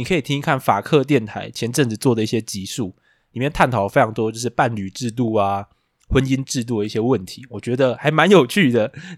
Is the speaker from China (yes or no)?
no; Taiwan; 可是我们台湾人比日常根本不会吃，